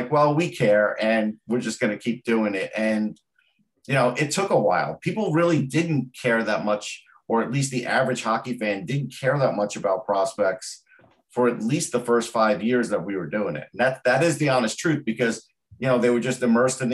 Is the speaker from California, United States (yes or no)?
no; Long Island, New York, United States; I'm from Long Island